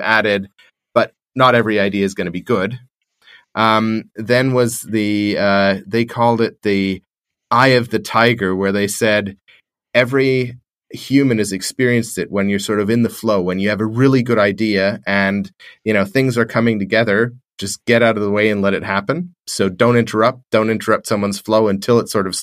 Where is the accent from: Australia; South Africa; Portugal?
Australia; being an Australian